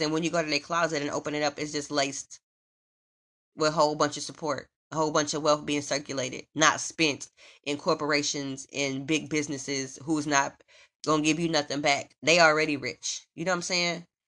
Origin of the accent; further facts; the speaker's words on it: Omaha, Nebraska, United States; now in Los Angeles, United States; I'm from Omaha, Nebraska